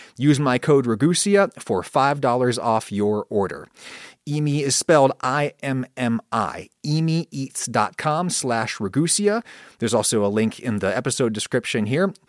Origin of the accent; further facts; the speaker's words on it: United States; first language English; I grew up in a former British colony, the United States, and thus the global second language is my first language.